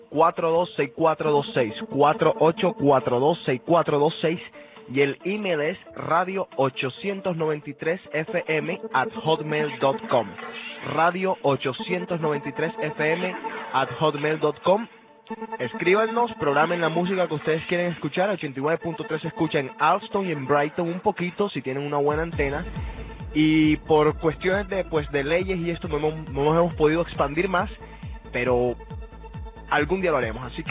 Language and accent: Spanish; Barranquilla, Atlántico, Colombia; moved away; un grupo barranquillero de mi tierra, se llama